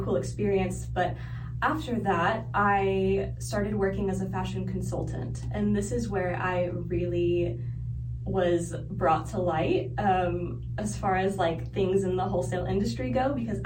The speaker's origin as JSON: {"language": "English", "town": "Oklahoma City", "region": "Oklahoma", "country": "United States", "tie": "born or raised there", "also_born_or_lived": "New York City", "moved": "as an adult", "said": "I am from Oklahoma City, as you said, born and raised. I grew up in the north side of OKC, Edmond area"}